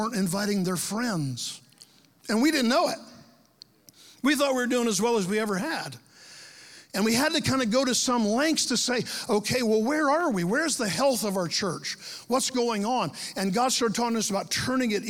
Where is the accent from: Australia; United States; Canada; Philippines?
United States; Lake Mary, Florida; now in Ocala, United States; when I was a kid growing up in Lake Mary, Florida, down by Orlando